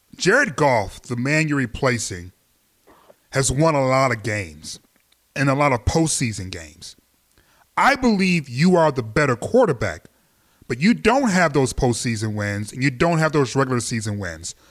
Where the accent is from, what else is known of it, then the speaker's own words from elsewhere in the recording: Detroit, Michigan, United States; now in Los Angeles, United States; I'm from Detroit